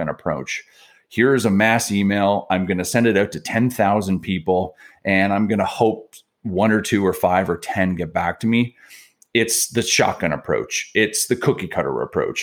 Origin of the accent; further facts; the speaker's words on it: Niagara Falls, Ontario, Canada; also born or lived in Montreal; now in Toronto, Canada; I grew up down in Niagara Falls